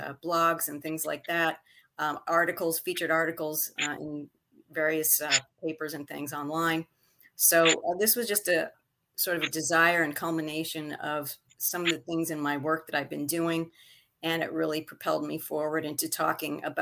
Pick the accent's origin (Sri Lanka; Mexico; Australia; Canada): Canada; Montreal, Quebec; now in Westbury, United States; My original birthplace was Montreal, Canada. So I was a Canadian by birth and eventually became a United States citizen